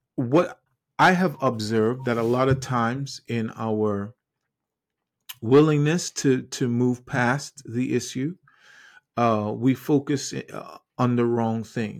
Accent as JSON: {"language": "English", "country": "Trinidad & Tobago", "tie": "born or raised there", "moved": "yes", "lives_now": "United States", "said": "I grew up in the Caribbean island of Trinidad and Tobago. I wasn't born in the U S A, even though I am now"}